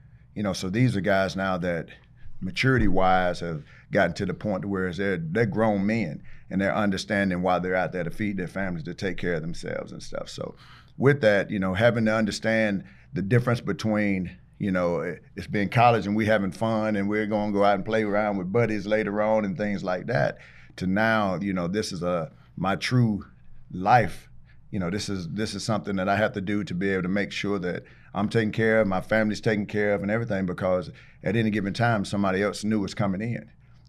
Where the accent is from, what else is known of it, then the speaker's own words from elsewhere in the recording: Taylors, South Carolina, United States; But yeah, I grew up in the Taylor's area. Went to Riverside High School.